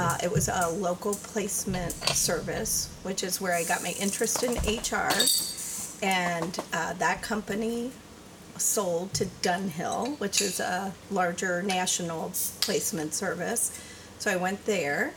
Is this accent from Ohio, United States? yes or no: yes; Cincinnati, Ohio, United States; I was born in Cincinnati